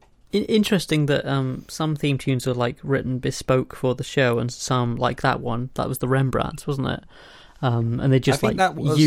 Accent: United Kingdom; So I'm a British young person. Everyone knows Doctor Who.

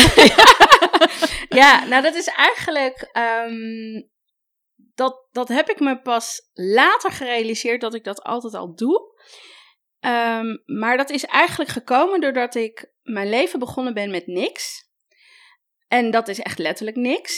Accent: Amsterdam, North Holland, Netherlands; Ik kom zelf uit Amsterdam en ik werk veel daar eh, met vintage winkels

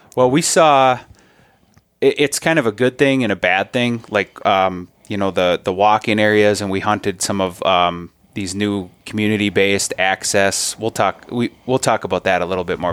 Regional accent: Minnesota, United States; as a Minnesotan

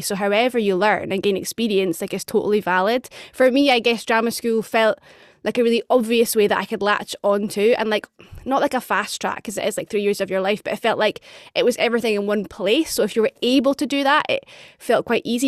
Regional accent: Edinburgh, Scotland, United Kingdom; moved away as an adult; also born or lived in London; now in Glasgow, United Kingdom; I'm from Edinburgh. I now live in Glasgow.

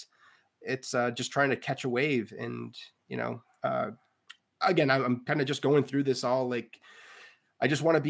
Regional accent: Central New York, United States; now in Orchard Park, United States; I'm from Central New York, which isn't Western New York, Buffalo

